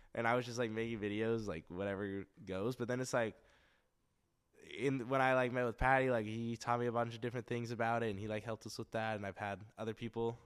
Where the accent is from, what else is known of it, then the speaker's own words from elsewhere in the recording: Westlake Village, California, United States; also born or lived in Santa Monica; It's in Westlake Village, very nice area.